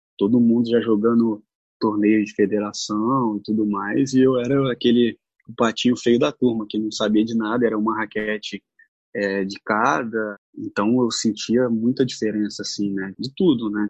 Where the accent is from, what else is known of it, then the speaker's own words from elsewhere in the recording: Rio de Janeiro, Brazil; Nasci e fui criado na Rocinha